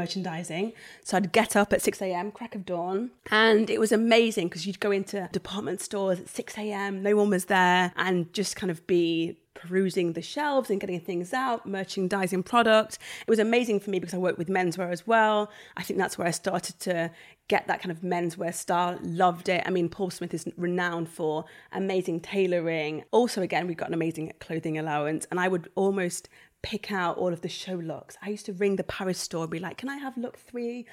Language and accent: English; Nottingham, East Midlands, United Kingdom; moved away as an adult; back to Nottingham, my hometown